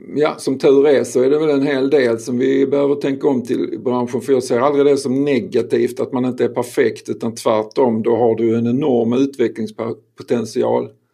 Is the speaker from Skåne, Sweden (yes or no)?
yes; Skåne, Sweden; jag är skåning